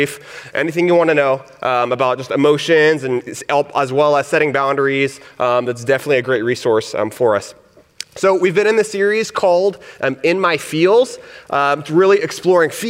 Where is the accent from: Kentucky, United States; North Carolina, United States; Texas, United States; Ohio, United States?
Texas, United States; accent: Southern; moved away; I'm from Texas, and I grew up in a Mexican. My dad is Mexican. My mom is Puerto Rican. So I grew up in this, like, kind of Hispanic, but in a rural town